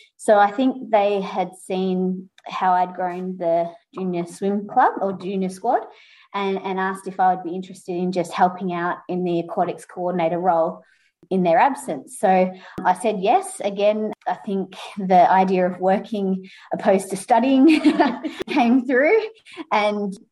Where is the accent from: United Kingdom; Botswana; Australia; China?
Australia; Mornington Peninsula, Victoria; growing up on the Mornington Peninsula